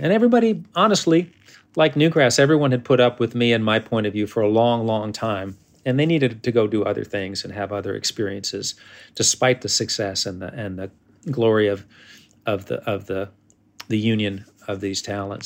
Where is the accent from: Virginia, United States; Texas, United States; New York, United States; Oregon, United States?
New York, United States; as a New Yorker trying to play bluegrass